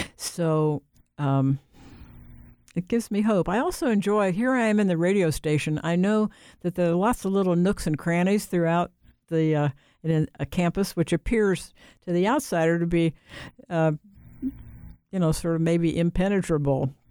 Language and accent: English; Ohio, United States; moved away as an adult; also born or lived in North Carolina / Washington, D.C.; now in Raleigh, United States; I grew up in Ohio.